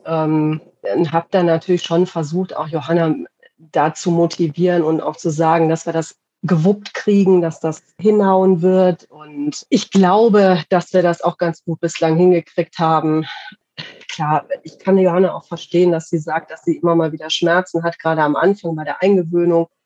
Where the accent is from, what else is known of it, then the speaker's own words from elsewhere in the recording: Radevormwald, North Rhine-Westphalia, Germany; aus Rade vom Wald äh, in Deutschland, in NRW.